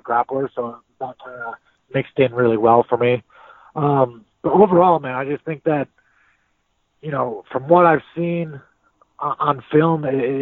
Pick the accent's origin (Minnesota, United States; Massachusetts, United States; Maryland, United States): Minnesota, United States; St. Cloud; I'm from St. Cloud, Minnesota, you know, fighting out of St. Cloud, Minnesota, just so everyone knows for sure that, you know, I'm a Minnesota boy.